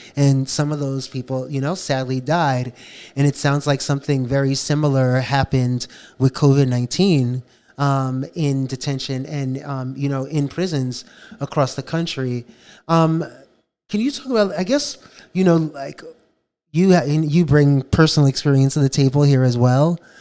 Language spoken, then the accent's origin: English; New York City, New York, United States; Growing up, I grew up in the South Bronx